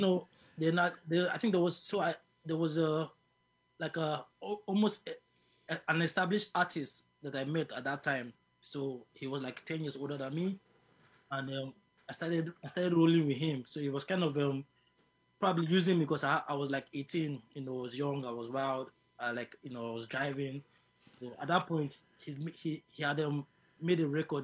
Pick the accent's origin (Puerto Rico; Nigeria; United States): Nigeria; Lagos; moved away as an adult; also born or lived in Abuja, Nigeria; now in United Kingdom; I was born in Lagos, then I moved to the capital, which is Abuja.